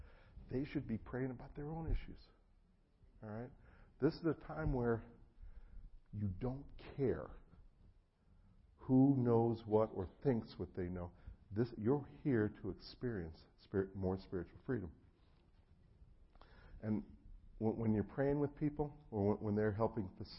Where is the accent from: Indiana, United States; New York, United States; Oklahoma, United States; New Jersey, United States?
New Jersey, United States; moved away; I'm originally from New Jersey, and so I actually grew up with a lot of friends in the mafia